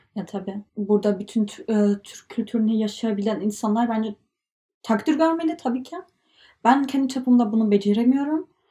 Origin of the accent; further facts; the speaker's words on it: Germany; Turkish is a second language; Almanya'da yaşıyoruz.